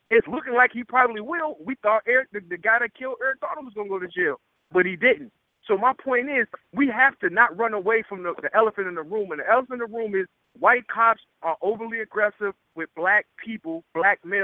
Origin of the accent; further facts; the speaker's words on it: Chicago, Illinois, United States; moved away; also born or lived in Fairfield, Ohio / Mississippi; I'm from Chicago